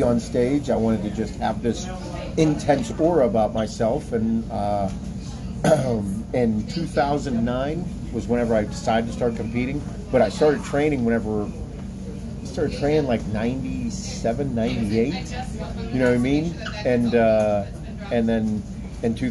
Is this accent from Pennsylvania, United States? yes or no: yes; Pittsburgh, Pennsylvania, United States; I'm from Pittsburgh